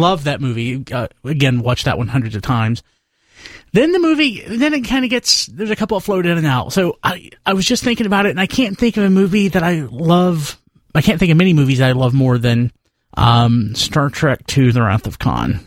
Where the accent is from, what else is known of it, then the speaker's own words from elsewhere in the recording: the South, United States; growing up in the South